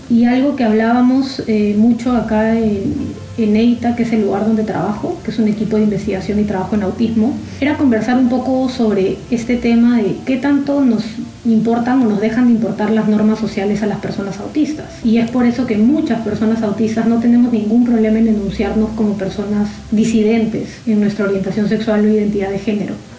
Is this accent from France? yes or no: no; Lima, Peru; soy de Lima, Perú